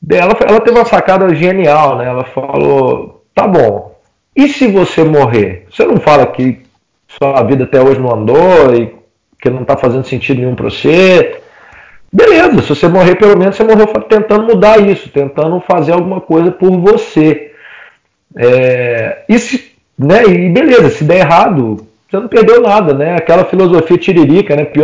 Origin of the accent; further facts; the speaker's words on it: Oliveira, Minas Gerais, Brazil; also born or lived in Belo Horizonte; voltei para minha cidade natal, nessa época eu estava em Belo Horizonte, voltei para Oliveira, que é onde eu cresci, cidade onde meus pais moram